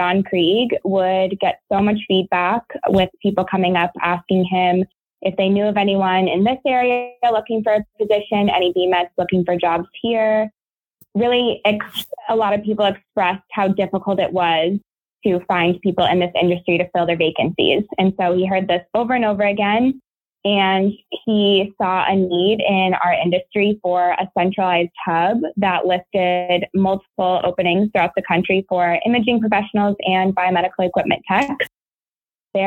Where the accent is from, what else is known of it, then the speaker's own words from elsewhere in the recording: Atlanta, Georgia, United States; moved away as an adult; also born or lived in Boulder, Colorado / New York City; now in Nashville, United States; I grew up in Atlanta, Georgia.